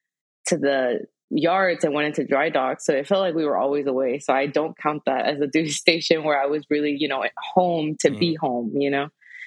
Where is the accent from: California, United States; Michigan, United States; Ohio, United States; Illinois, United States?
California, United States; Imperial Beach; moved away as an adult; also born or lived in Chula Vista; I was born in Chula Vista, raised in Imperial Beach.